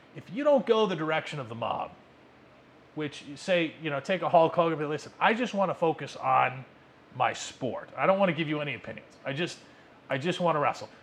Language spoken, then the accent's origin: English; United States; as an American